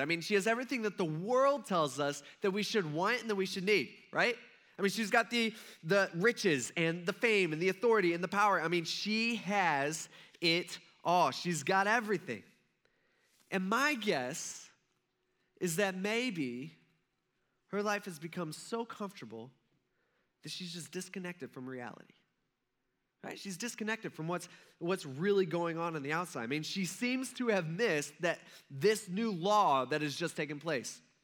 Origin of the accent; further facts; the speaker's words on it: United States; I'm an American